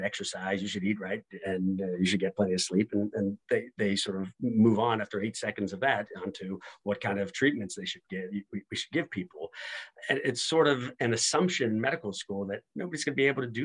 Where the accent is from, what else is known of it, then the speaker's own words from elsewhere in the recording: Pittsburgh, Pennsylvania, United States; moved away as an adult; also born or lived in Michigan / Ohio; now in Washington, D.C., United States; I'm originally from Pittsburgh, Pennsylvania.